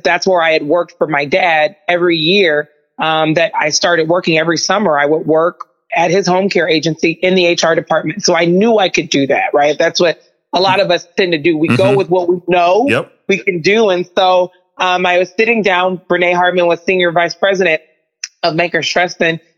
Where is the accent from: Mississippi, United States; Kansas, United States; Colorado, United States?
Mississippi, United States; also born or lived in Oklahoma; I came to Drake in 2004, from the state of Oklahoma. I'm originally from Mississippi